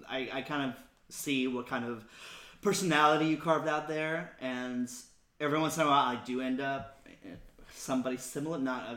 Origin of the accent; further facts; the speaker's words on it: Puerto Rico; now in New York, United States; No, I grew up in Puerto Rico. I was born and raised in Puerto Rico